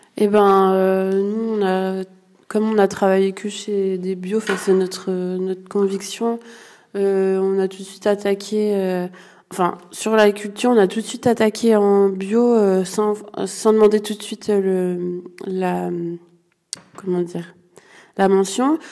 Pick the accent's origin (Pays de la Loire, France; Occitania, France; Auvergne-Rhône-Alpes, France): Auvergne-Rhône-Alpes, France; Ardèche; je suis originaire de l'Ardèche